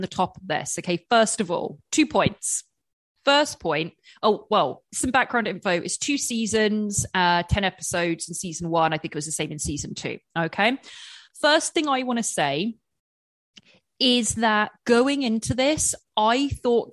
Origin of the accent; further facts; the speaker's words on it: England, United Kingdom; moved away; growing up in England with a huge Indian population